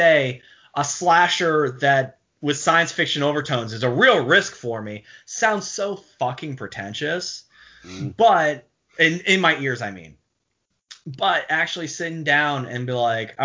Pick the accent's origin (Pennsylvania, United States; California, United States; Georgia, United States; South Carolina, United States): Pennsylvania, United States; Pittsburgh; moved away; I'm from Pittsburgh originally